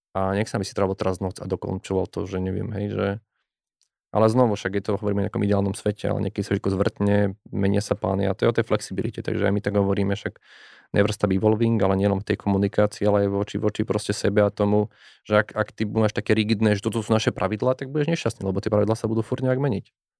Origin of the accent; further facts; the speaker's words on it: Nová Ves, Slovakia; ja som z, z malej dediny, nová väz